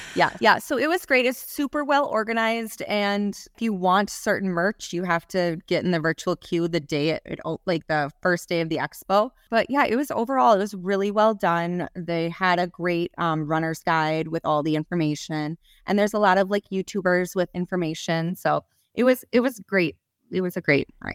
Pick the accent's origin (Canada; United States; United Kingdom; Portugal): United States; Minneapolis, Minnesota; I'm from the Twin Cities, so I've run the Twin Cities Marathon.